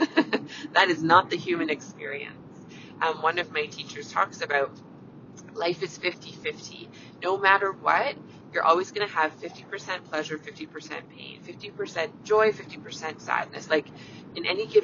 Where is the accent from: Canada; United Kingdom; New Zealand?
Canada; I'm a Canadian family physician